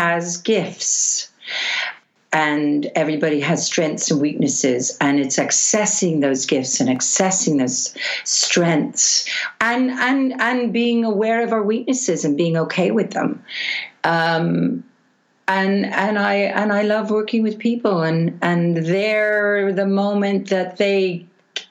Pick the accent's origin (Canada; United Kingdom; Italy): Canada; Montreal, Quebec; I grew up in Montreal, Canada.